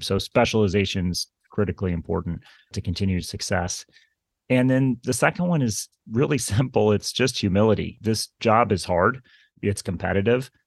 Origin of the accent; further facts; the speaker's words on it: Kansas City, United States; moved away as an adult; now in Princeton, United States; I grew up in Kansas City, as I mentioned, and my family would drive across the state of Kansas